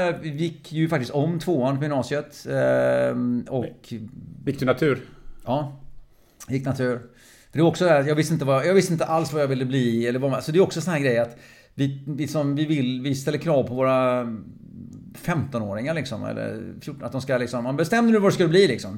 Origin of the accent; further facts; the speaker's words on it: Lysekil, Västra Götaland, Sweden; moved away; also born or lived in Faroe Islands / Norway / Lidingö / Gothenburg; Så jag kom till Sverige som sex sexåring, ungefär sex och halvt åring. Kom jag till Lysekil, västkusten. Mm. Så växte upp som bohuslänning.